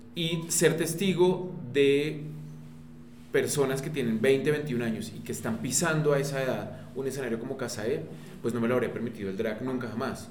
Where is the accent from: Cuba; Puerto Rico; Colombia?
Colombia; en nuestro país